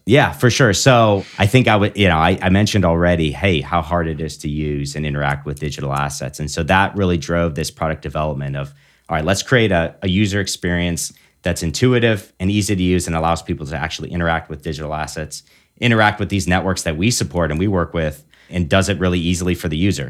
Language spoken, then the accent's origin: English; Big Rapids, Michigan, United States; moved away as an adult; also born or lived in Annapolis, Maryland / Washington State; now in South Bend, United States; I'm originally from Michigan. Uh, grew up in Big Rapids